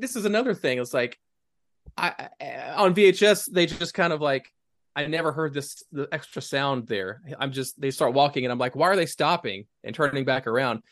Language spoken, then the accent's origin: English; East Tennessee, United States; growing up in East Tennessee, like, I was not, I was more of a country kid